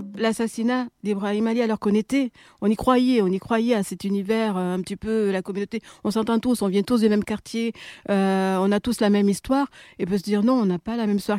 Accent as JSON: {"language": "French", "town": "Marseille", "region": "Provence-Alpes-Côte d'Azur", "country": "France", "tie": "born or raised there", "said": "c'était dans les quartiers à Marseille"}